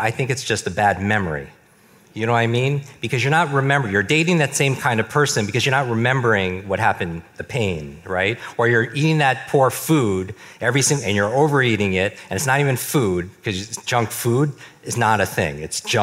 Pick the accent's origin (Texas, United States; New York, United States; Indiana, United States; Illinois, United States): New York, United States; I grew up in the Northeast, in New York.